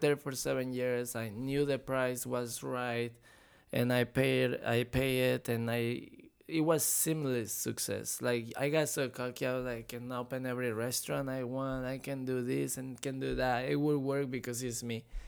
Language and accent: English; Mexico; now in Florida, United States; I was born and raised in Mexico